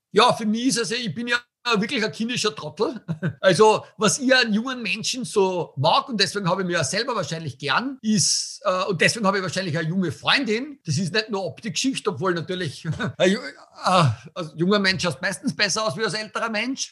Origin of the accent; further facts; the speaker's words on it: Tillmitsch, Styria, Austria; Also meine Heimat ist ja Österreich, aber dort, wo ich wirklich herkomme, ist also Tilmitsch